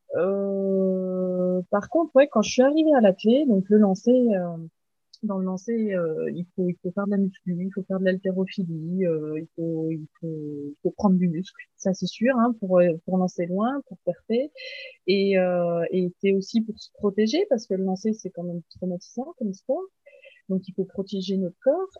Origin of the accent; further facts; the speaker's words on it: Haut-Doubs, Bourgogne-Franche-Comté, France; je suis euh, originaire de Franche-Comté, donc c'est euh, une région dans l'est de la France, et plus précisément du Haut-Doubs